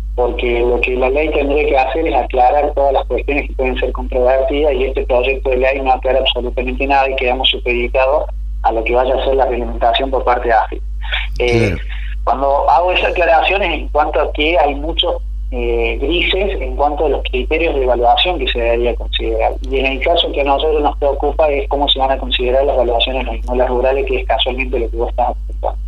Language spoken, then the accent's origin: Spanish; Argentina